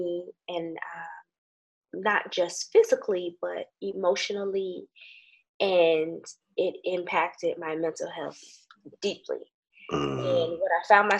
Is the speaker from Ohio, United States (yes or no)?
yes; Hudson, Ohio, United States; moved away as an adult; also born or lived in Hampton, Virginia; I grew up in Ohio in a small town called Hudson